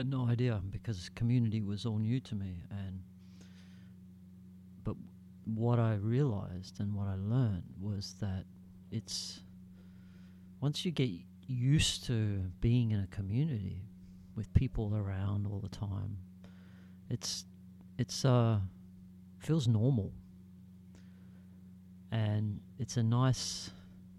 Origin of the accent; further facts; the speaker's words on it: Australia; I'm proud to be Australian